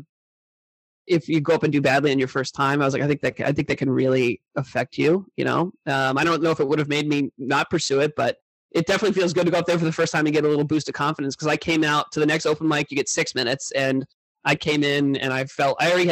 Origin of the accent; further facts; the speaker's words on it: Indiana, United States; now in New York, United States; I'm from Indiana